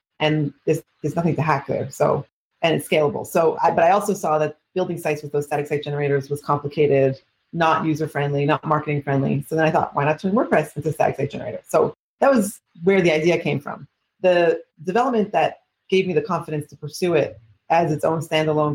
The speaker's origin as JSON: {"language": "English", "country": "Canada", "moved": "yes", "lives_now": "Israel", "said": "I'm originally from Canada, actually, but I've been living in Israel for the last 26 years"}